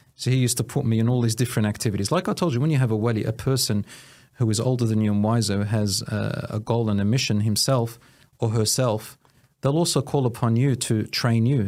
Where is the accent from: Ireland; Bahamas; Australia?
Australia; Williamstown, Victoria; also born or lived in Newport; I was born in Australia, Williamstown, and I was raised with, uh, a particular village belonging to my mother's.